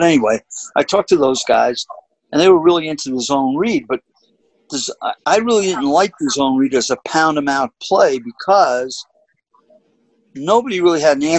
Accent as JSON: {"language": "English", "town": "New York City", "region": "New York", "country": "United States", "tie": "born or raised there", "said": "that's from growing up in the Bronx."}